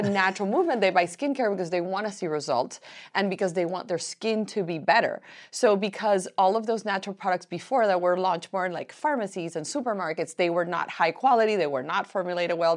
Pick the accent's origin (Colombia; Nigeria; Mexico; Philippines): Colombia; also born or lived in Miami; now in United States; I am from Colombia